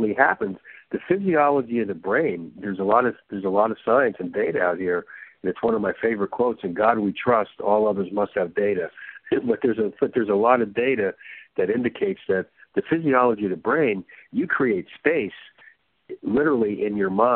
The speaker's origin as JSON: {"language": "English", "region": "New Jersey", "country": "United States", "tie": "born or raised there", "said": "I grew up in New Jersey"}